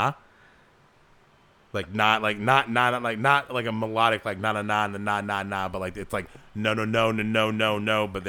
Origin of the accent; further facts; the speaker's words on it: Alaska, United States; since we're already here, I'm from Alaska, and I just have to keep my open heart